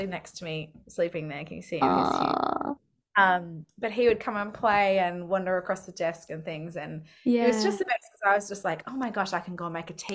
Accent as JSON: {"language": "English", "town": "Melbourne", "region": "Victoria", "country": "Australia", "said": "I'm from Melbourne."}